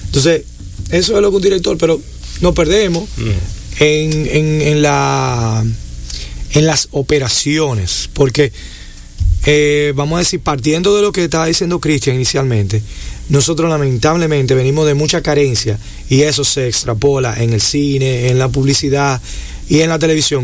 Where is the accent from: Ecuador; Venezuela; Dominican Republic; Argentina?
Dominican Republic; lo que somos los dominicanos como sociedad